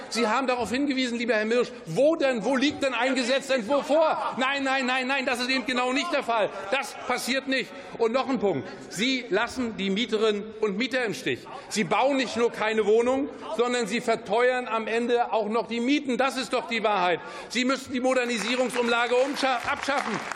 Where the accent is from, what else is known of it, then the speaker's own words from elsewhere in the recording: Mecklenburg-Vorpommern, Germany; Ich komme aus Mecklenburg-Vorpommern